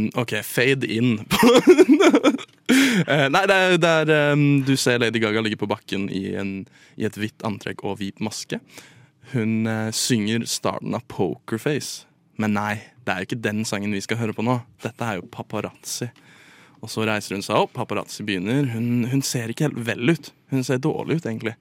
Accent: Drøbak, Akershus, Norway; jeg er fra Drøbak

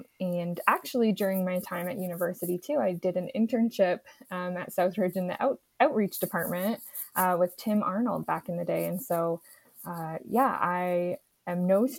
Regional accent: Beamsville, Ontario, Canada; also born or lived in Hamilton / Ottawa; I grew up in Beamsville, so locally in Niagara, and attended high school at Eden and St. Catharines.

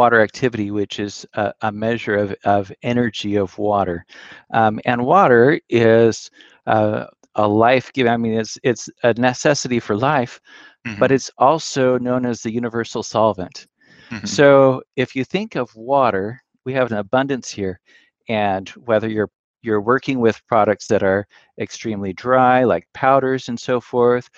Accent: Willamette Valley, Oregon, United States; moved away as an adult; also born or lived in Pullman, Washington; now in East Coast, United States; I was raised in the Willamette Valley in Oregon, and then was living in Pullman, Washington

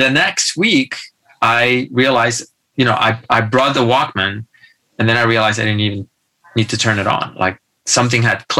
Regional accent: a medium town near Barcelona, Catalonia, Spain; born or raised there; moved away

